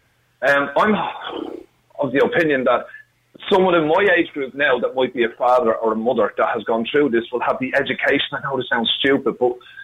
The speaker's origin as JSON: {"language": "English", "town": "Dublin", "region": "Leinster", "country": "Ireland", "said": "I'm from Finglas. My mum's from Glasgow."}